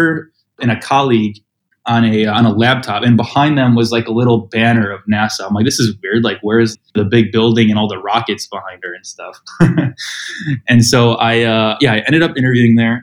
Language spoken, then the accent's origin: English; Skokie, Illinois, United States; moved away as an adult; now in Austin, United States; I grew up in Skokie